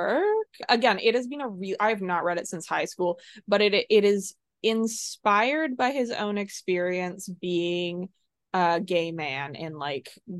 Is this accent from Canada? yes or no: yes; Canada; we are all Canadian